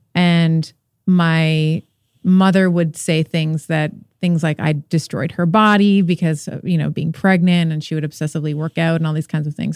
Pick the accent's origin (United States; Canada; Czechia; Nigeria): Canada; I'm Canadian, uh, born in Canada, but father is Portuguese. mother is Lebanese